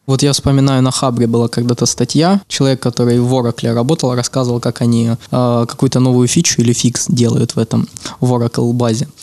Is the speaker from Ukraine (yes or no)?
yes; Ukraine; я украинец, потому что культура сформировалась украинская